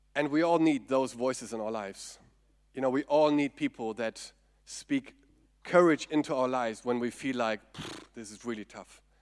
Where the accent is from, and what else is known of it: Germany; accent: German; English is a second language